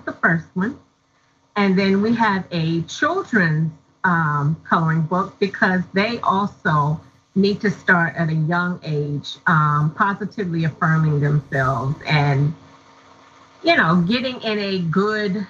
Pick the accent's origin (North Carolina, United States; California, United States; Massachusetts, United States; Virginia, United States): Virginia, United States; Hampton; also born or lived in Norfolk, Virginia; I grew up in Hampton, Virginia.